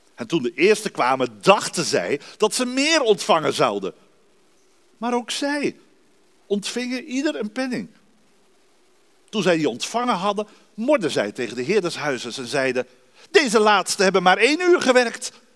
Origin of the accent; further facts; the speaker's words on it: Dordrecht, South Holland, Netherlands; moved away as an adult; also born or lived in Rotterdam / Arnhem; now in Hoogeveen, Netherlands; Ik ben geboren en getogen in de stad van de Reformatie, Dordrecht